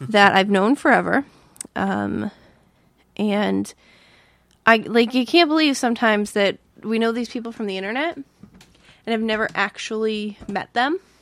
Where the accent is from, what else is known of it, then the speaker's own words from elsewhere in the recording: Massachusetts, United States; moved away; grew up in Massachusetts, and we rode the T all the time.